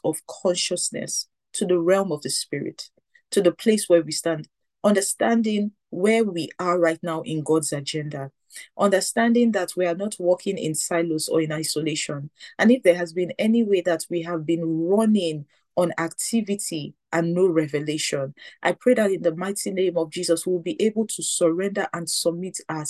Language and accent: English; Nigeria; growing up in Nigeria